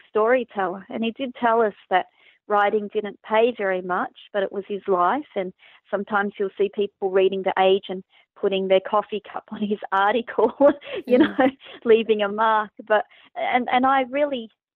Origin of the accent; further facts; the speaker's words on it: Braybrook, Victoria, Australia; I was growing up in Braybrook